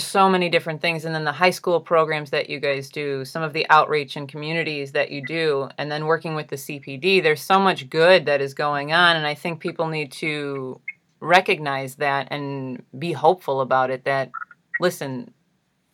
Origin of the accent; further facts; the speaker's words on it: Chicago, Illinois, United States; I'm from Chicago